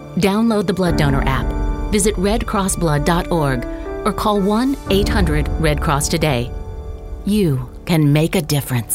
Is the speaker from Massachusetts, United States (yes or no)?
no; Davenport, Iowa, United States; now in New Jersey, United States; I'm from Davenport, Iowa, which is right on the eastern border